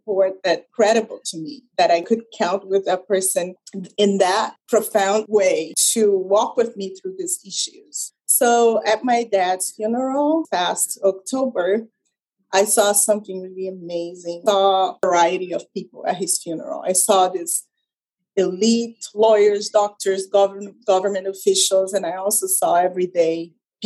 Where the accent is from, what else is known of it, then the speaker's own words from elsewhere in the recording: Brazil; English is a second language; moved away as an adult; also born or lived in Canada; I was born in Brazil and I lived in Brazil until my early 20s